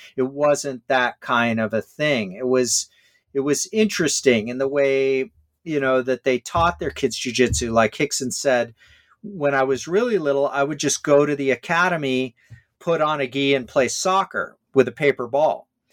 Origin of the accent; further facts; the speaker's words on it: Hawaii, United States; me growing up in Hawaii